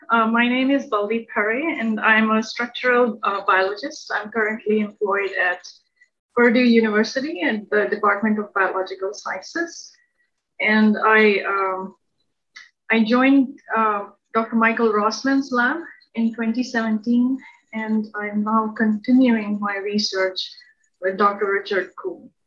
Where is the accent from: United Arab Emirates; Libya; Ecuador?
Libya; He was working there, and I pretty much spent most of my formative years there.